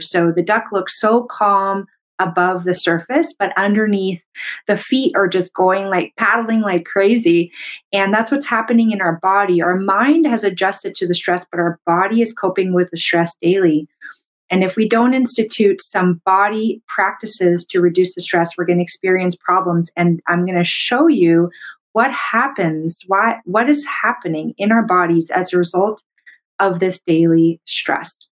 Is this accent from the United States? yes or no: no; Canada; I'm a Canadian medical doctor